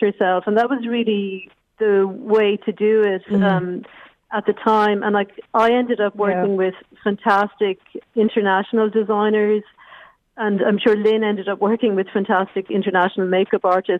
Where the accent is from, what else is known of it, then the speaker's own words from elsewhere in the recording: Limerick, Munster, Ireland; also born or lived in Madrid; I'm from Limerick originally